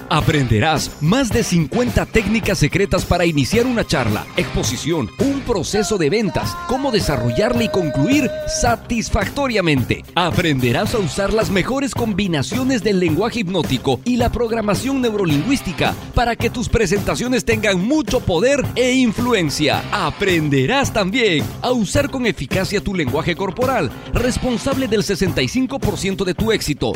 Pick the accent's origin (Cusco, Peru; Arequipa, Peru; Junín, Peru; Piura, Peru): Cusco, Peru; now in Lima, Peru; la hermosa tierra del Cusco, la tierra que me vio nacer, mi hermosa ciudad